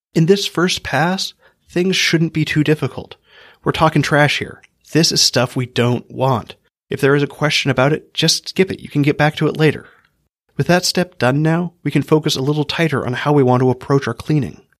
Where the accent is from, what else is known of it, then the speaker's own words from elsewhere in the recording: Hawaii, United States; I grew up in Hawaii